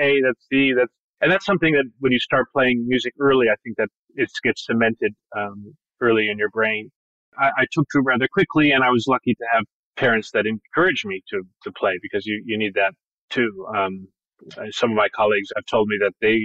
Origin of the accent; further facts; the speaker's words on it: Bloomington, Indiana, United States; I grew up there. I was born the year that they arrived in Indiana. So I'm really from Indiana